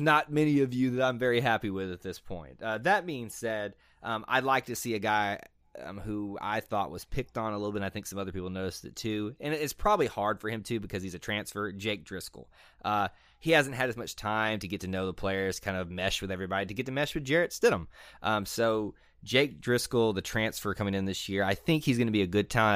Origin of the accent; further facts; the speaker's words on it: Montgomery, Alabama, United States; since I'm from Montgomery